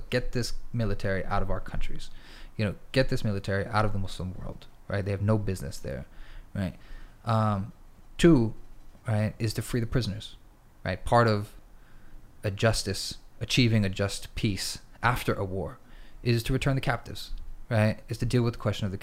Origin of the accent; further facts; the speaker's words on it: United States; now in Istanbul, Turkey; we're in currently in America, we're American citizens